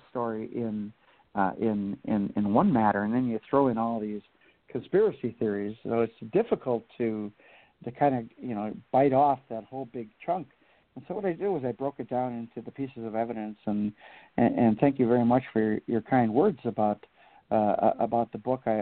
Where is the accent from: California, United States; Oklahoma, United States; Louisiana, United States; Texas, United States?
Louisiana, United States; New Orleans; I am from New Orleans, yeah.